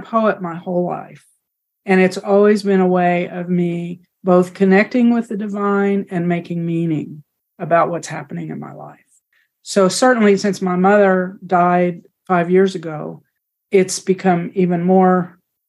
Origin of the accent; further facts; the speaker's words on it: the panhandle of Texas, United States; moved away; I grew up in the Southern Baptist Church in the panhandle of Texas